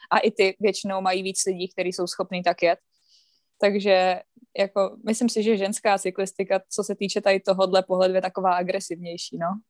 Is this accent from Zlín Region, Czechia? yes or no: no; Třebíč, Vysočina Region, Czechia; já vlastně bydlím okolo Třebíče